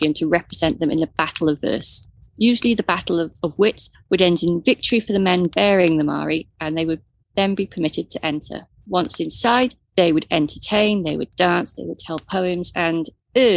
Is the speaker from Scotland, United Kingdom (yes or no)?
no; Wales, United Kingdom; You're looking at me as the Welsh person in the group